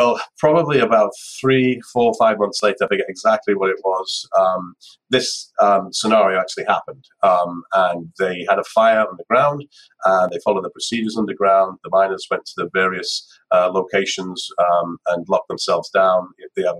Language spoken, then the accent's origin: English; United Kingdom; being British